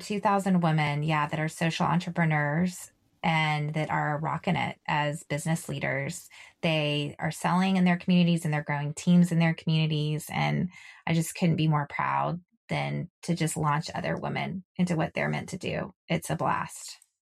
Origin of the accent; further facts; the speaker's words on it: Texas, United States; I'm from Texas.